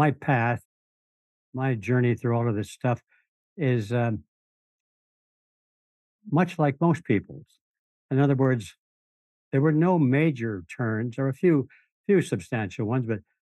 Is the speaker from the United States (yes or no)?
yes; Detroit, Michigan, United States; moved away as an adult; also born or lived in Los Angeles; I was raised in Detroit